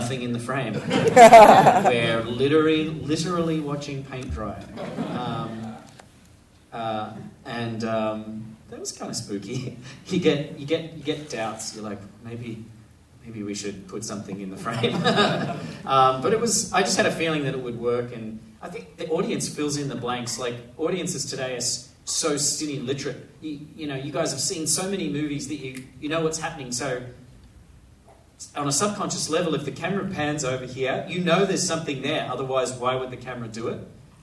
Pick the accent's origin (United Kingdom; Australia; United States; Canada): Australia; as an Australian